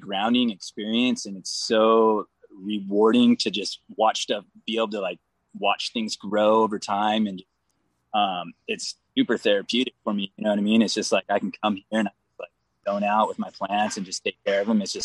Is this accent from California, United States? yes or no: yes; Vista, California, United States; also born or lived in Oceanside, California; I honestly grew up in Vista. I went to Vista High, you know, Oceanside, all that stuff.